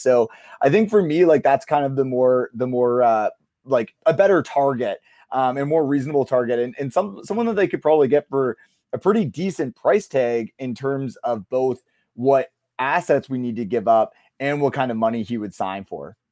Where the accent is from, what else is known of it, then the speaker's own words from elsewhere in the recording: Kitchener, Ontario, Canada; I grew up in Kitchener, Ontario